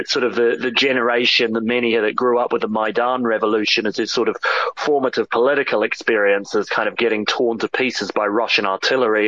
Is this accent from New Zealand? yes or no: yes; New Zealand; moved away as an adult; also born or lived in United Kingdom; I grew up in New Zealand, but I've actually lived in Britain for most of the last ten years